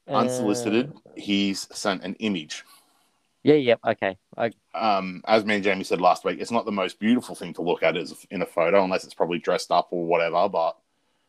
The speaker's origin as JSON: {"language": "English", "country": "Australia", "said": "As an Australian"}